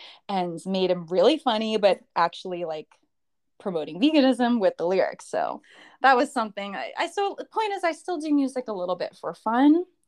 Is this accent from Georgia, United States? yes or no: no; New York, United States; now in Florida, United States; I've only been here in Florida for a short while. I still have my place in New York, and I am still a New Yorker.